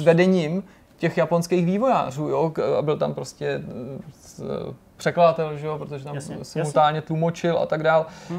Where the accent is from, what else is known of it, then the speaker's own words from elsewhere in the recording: Czechia; my sami, jako Češi